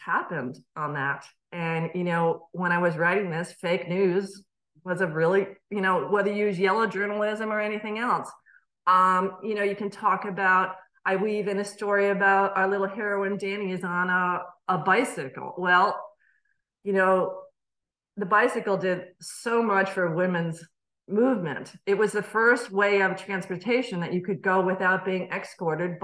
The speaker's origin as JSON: {"language": "English", "region": "Connecticut", "country": "United States", "tie": "born or raised there", "also_born_or_lived": "Chester, New York", "moved": "yes", "said": "I was starting up in a new state, even though it's my home state"}